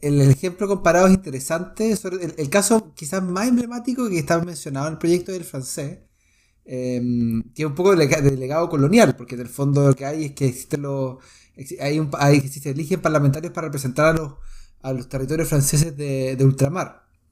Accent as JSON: {"language": "Spanish", "country": "Chile", "moved": "yes", "said": "mi nacionalidad los derechos que tengo yo como nacional chileno"}